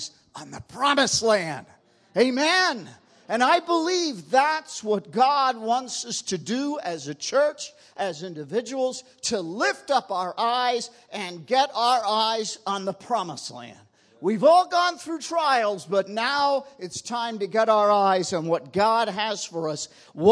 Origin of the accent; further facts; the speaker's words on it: New York, United States; moved away; I'm originally from New York